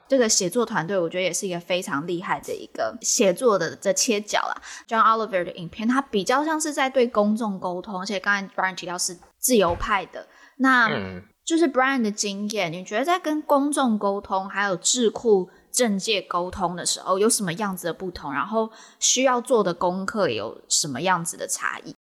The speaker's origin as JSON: {"language": "Chinese", "country": "Taiwan", "said": "不然你觉得我们台湾人要怎么去面对这个事情？"}